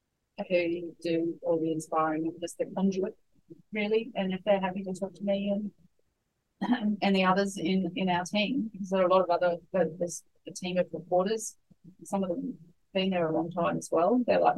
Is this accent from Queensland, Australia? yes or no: no; Sydney, New South Wales, Australia; But we would never have even thought about it growing up in Sydney.